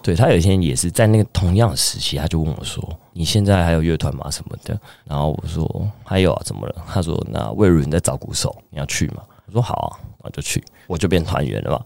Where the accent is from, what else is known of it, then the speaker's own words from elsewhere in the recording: Chiayi, Taiwan; also born or lived in Taipei; 最小的时候在嘉义，然后国小上来台北，然后又回去嘉义读国中